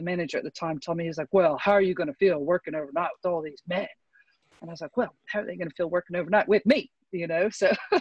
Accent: Texas, United States; I grew up in the South in Texas

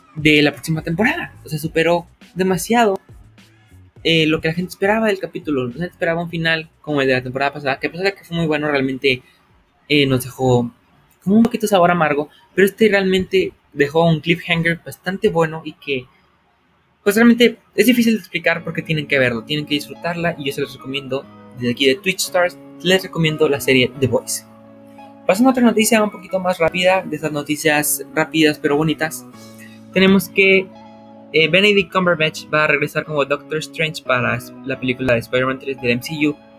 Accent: Mexico

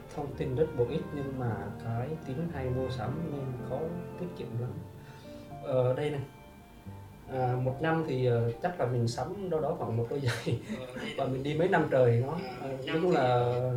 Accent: Vietnam; now in Ho Chi Minh City, Vietnam; em là xuất phát từ một người người quê rạch

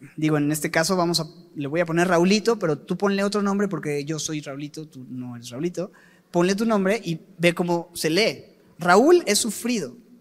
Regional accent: Mexico; aquí es donde yo vivo y soy mexicano y a mucha honra

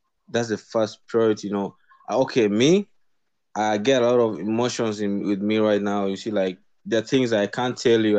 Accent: Kenya; I'm a Kenyan, South Sudanese. You know, I'm basing in Kenya right now.

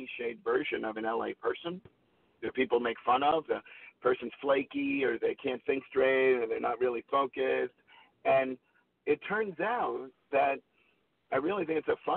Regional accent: New York, United States; moved away as an adult; now in Los Angeles, United States; I grew up in New York

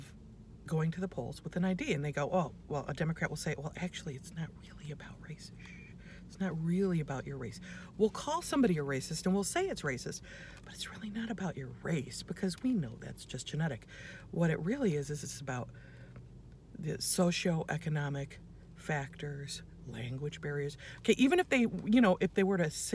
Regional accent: United States; first language English; I'm born in the United States. I'm an American. I speak English. That's my first language

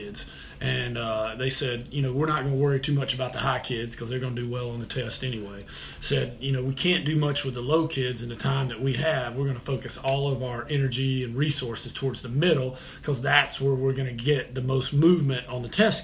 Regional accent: Kernersville, North Carolina, United States; moved away as an adult; also born or lived in Greensboro, North Carolina; now in Charlotte, United States; I came down to Charlotte to teach. And man, I'm from a small town, Kernersville

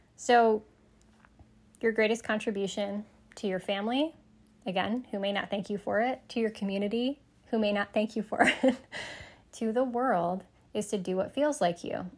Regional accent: Sterling Heights, Michigan, United States; I grew up in Sterling Heights, Michigan

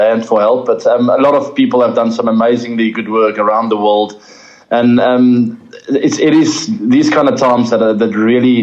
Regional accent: South Africa; being a South African

